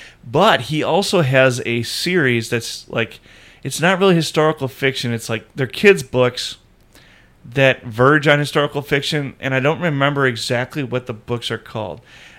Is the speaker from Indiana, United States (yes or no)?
yes; Indiana, United States; the congregation I grew up in, or that I was born into in Indiana